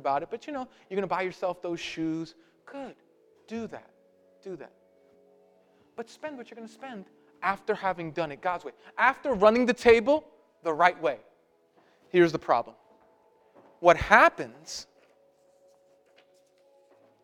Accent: New York City, New York, United States; I'm Puerto Rican and I'm from Brooklyn

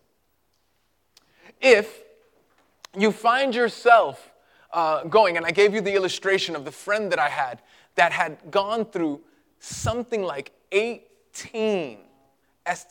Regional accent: New York City, New York, United States; moved away; I grew up in Greenpoint

